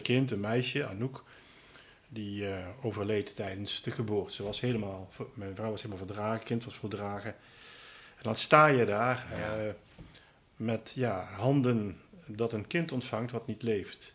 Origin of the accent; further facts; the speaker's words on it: Roermond, Limburg, Netherlands; also born or lived in Tilburg; Ik ben van origine Limburger, geboren in Roermond in 1957.